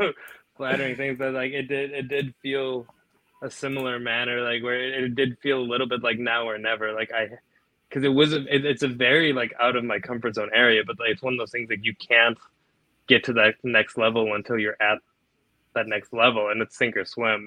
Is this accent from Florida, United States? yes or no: no; Naperville, Illinois, United States; I'm from Naperville